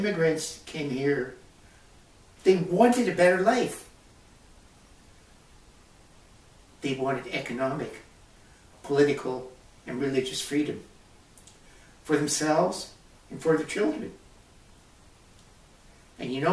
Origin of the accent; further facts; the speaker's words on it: Canada; we do have a Canadian identity